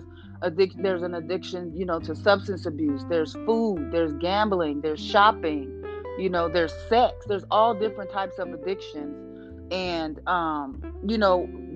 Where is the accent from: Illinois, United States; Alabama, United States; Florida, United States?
Illinois, United States; Springfield; I grew up in Illinois, in Springfield, Illinois, Midwest girl.